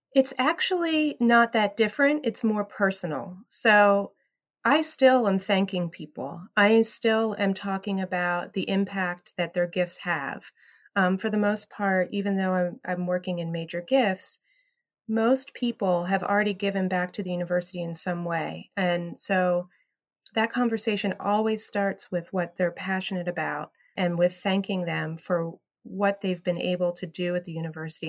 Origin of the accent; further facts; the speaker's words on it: State College, Pennsylvania, United States; I grew up in State College around Penn State